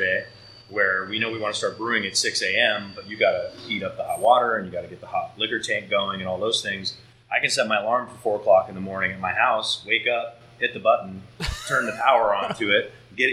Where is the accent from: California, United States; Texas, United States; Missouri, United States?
California, United States; Southern; moved away; I was raised in Southern California